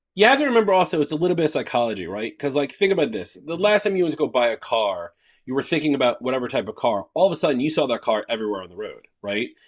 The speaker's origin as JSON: {"language": "English", "region": "New York", "country": "United States", "said": "I'm a New Yorker"}